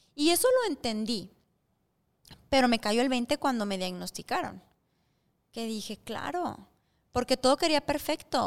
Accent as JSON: {"language": "Spanish", "country": "Mexico", "moved": "yes", "said": "soy mexicana"}